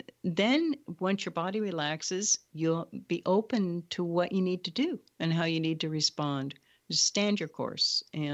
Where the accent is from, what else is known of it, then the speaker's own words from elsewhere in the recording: Hawaii, United States; I'm a Hawaiian shaman.